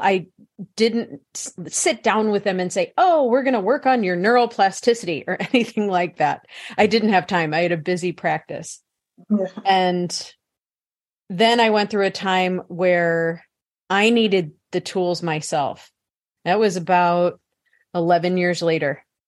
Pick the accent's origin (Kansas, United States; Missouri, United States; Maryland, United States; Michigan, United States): Missouri, United States; St. Louis; I was born in St. Louis, Missouri, in the Midwest